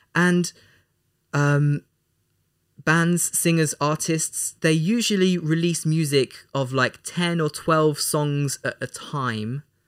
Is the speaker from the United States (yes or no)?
no; England, United Kingdom; We're both from England